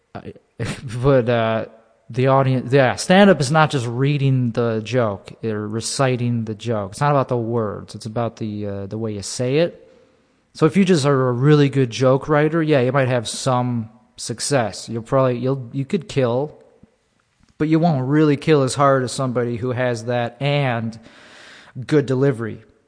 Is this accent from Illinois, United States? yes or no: yes; Buffalo Grove, Illinois, United States; Buffalo Grove